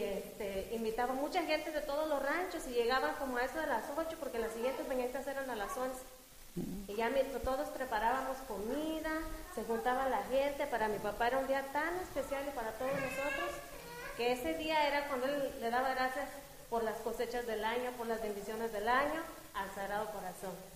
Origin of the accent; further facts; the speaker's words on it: San Julián, Sonsonate, El Salvador; moved away; soy de El Salvador